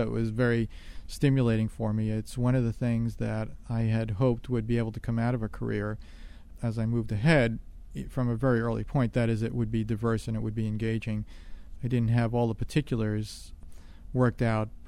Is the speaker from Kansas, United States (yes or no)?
no; New York City, New York, United States; now in Washington, D.C., United States; I grew up in New York City